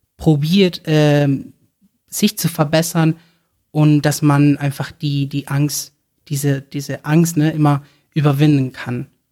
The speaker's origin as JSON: {"language": "German", "town": "Barcelona", "region": "Catalonia", "country": "Spain", "first_language": "Spanish", "second_language": "German", "moved": "as an adult", "lives_now": "Cologne, Germany", "said": "ich komme ursprünglich aus Barcelona, Spanien. Ähm, ich lebe jetzt seit November in Deutschland, in Köln."}